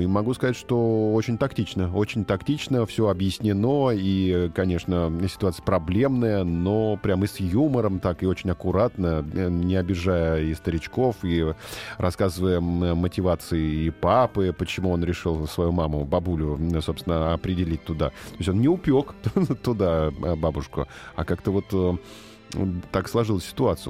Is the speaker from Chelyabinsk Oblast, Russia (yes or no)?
yes; Chelyabinsk, Chelyabinsk Oblast, Russia; я из Челябинска сама